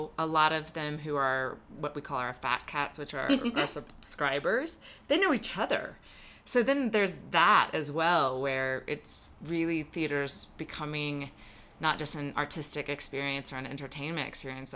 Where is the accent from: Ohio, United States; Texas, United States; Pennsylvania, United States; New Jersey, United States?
Texas, United States; moved away; I'm originally from Texas